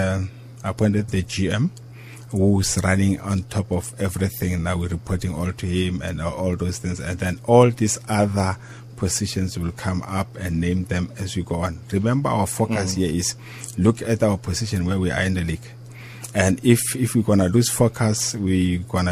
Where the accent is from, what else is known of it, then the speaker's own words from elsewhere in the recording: South Africa; as a South African